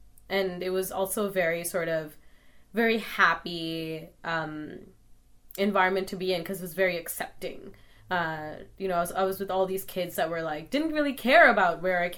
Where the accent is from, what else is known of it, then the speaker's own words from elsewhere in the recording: Calgary, Alberta, Canada; what it was like growing up in Calgary